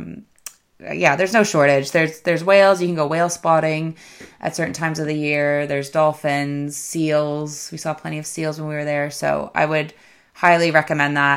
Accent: Canada; as a Canadian

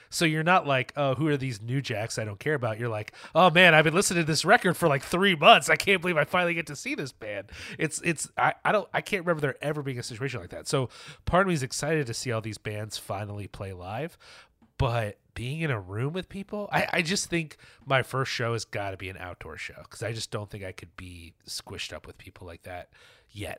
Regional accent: New York, United States; as a New Yorker

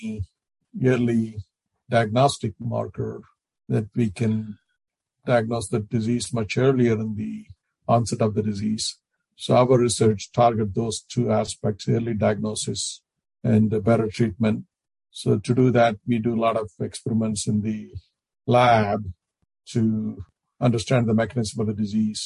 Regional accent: India; moved away as an adult; now in United States; when I grew up and back in India

